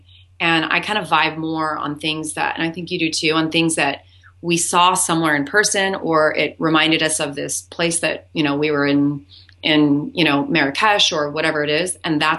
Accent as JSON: {"language": "English", "region": "Hawaii", "country": "United States", "said": "I'm Hawaiian. My father was German, Scottish, and a little bit of Seminole Indian."}